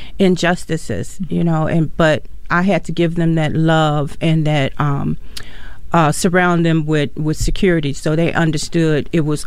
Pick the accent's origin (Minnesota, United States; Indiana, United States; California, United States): Indiana, United States; Gary; now in Mankato, United States; I came from Gary, Indiana.